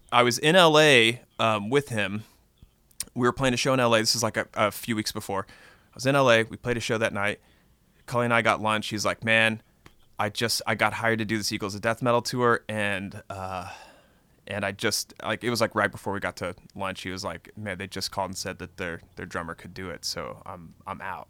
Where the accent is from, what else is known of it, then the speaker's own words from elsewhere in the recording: Texas, United States; now in Austin, United States; I grew up in Texas